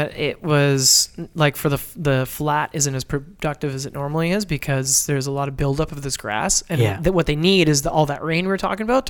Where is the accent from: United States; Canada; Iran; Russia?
Canada; Ottawa, Ontario; growing up in Ottawa